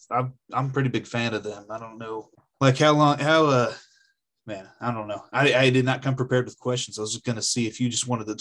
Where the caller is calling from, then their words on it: Oklahoma, United States; I'm out in Oklahoma. I'm going to talk over you.